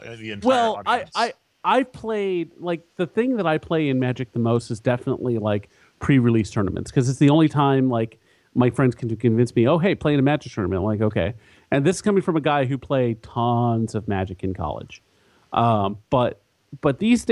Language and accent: English; San Antonio, Texas, United States; moved away; I'm from San Antonio, so I'm going to get to see my family when I'm down there